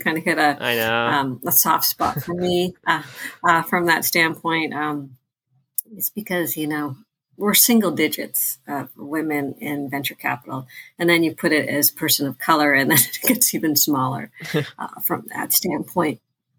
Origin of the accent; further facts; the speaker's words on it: Thailand; now in United States; because we're immigrants from Thailand